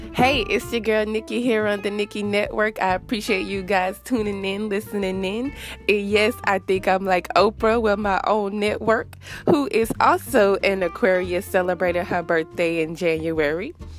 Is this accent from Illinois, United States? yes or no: no; Rosedale, Louisiana, United States; moved away as an adult; now in Houston, United States; I am from Louisiana, Rosedale to be exact, which is a small town that no one probably has ever heard of. And I moved to a bigger city, Houston